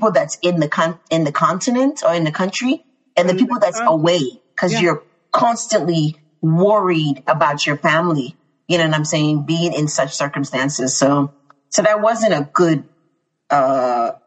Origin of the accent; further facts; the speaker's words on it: Yekepa, Nimba County, Liberia; now in Chicago, United States; I grew up in this community that was really diverse.